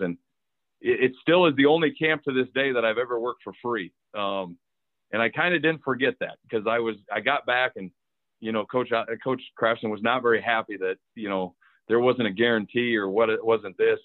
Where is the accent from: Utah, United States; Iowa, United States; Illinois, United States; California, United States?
Iowa, United States; Cedar Falls; grew up in Cedar Falls, Iowa